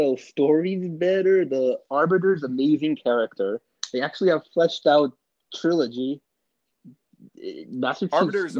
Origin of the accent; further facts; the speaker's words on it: Las Vegas, Nevada, United States; I'm from Vegas, man. Vegas, baby.